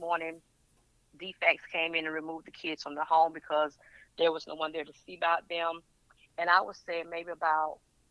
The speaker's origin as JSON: {"language": "English", "area": "Burke County", "region": "Georgia", "country": "United States", "said": "I'm from Burke County, Georgia"}